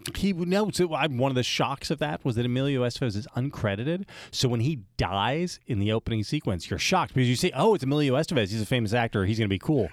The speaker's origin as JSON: {"language": "English", "country": "United States", "tie": "born or raised there", "said": "growing up in America"}